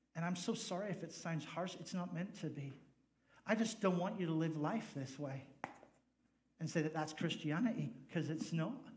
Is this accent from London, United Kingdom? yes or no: no; Northern Ireland, United Kingdom; also born or lived in Nevada / Fresno, California; now in United States; I just happen to be from the north. So I'm from the north of Ireland.